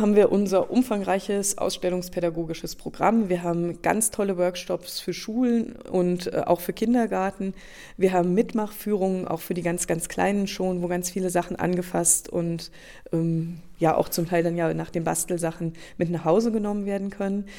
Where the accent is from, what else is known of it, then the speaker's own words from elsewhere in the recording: Hunsrück, Rhineland-Palatinate, Germany; now in Rosenheim, Germany; Ich stamme aus dem Hunsrück, das ist das Nachbargebirge. Und in meinem Sachkundeunterricht in der dritten Klasse habe ich das erste Mal gehört, dass der Lacher See ein noch aktiver Vulkan ist.